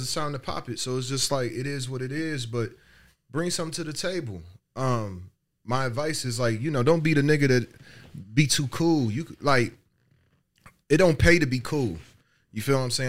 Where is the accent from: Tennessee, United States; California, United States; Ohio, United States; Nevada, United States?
Ohio, United States; Dayton; I'm from Dayton.